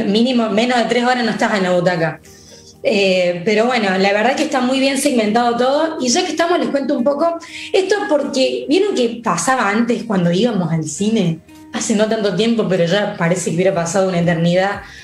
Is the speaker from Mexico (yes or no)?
no; Argentina; acá, en Argentina